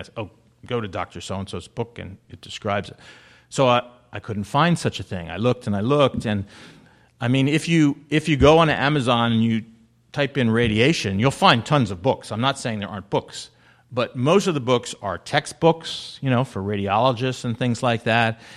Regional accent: New Jersey, United States; I am from New Jersey

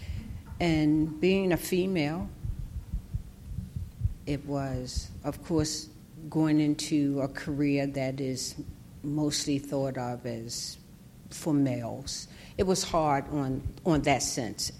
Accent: Baltimore, Maryland, United States; I grew up in East Baltimore

